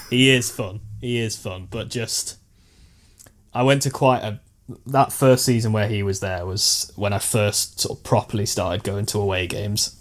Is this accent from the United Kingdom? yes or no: yes; Stoke-on-Trent, West Midlands, United Kingdom; born or raised there